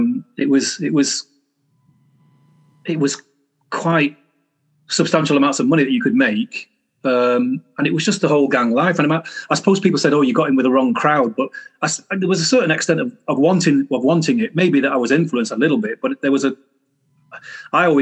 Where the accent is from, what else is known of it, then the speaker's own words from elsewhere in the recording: Manchester, North West England, United Kingdom; I was born in Manchester, a place called Longsight originally, because that's where I spent my former years, 10 years.